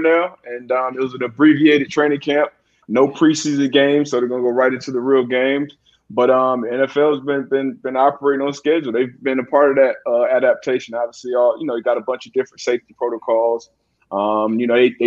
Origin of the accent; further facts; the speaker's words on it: South Florida, United States; I'm from South Florida